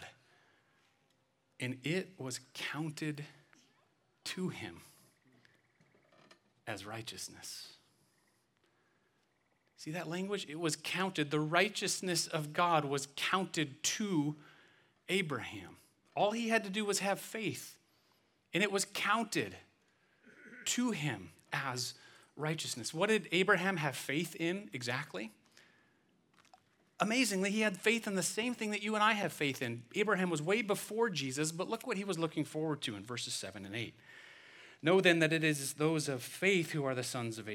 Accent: Midwest, United States; I'm from the Midwest

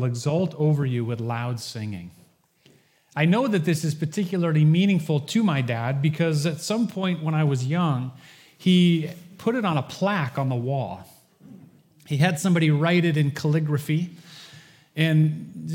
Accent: Holland, Michigan, United States; The household that I grew up in Holland, Michigan

